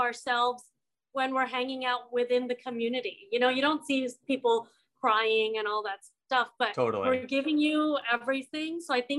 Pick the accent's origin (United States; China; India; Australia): India; to be honest, being Indian, like a lot of the time, you've heard this as well, when you talk about minorities, you see a caricature of the minorities.